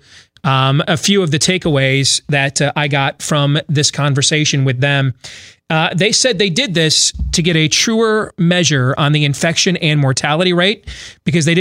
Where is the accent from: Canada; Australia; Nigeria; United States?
United States; Iowa; my home state of Iowa